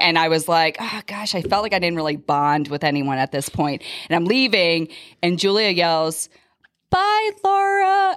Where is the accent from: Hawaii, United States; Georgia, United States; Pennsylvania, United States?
Pennsylvania, United States; Philadelphia; moved away as an adult; now in Las Vegas, United States; I'm actually originally from the Philadelphia area, but my husband's job brought us out here in two thousand five